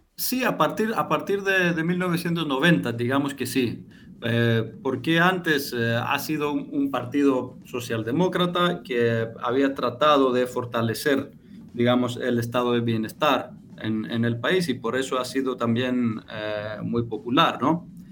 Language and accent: Spanish; Greece; Spanish is a second language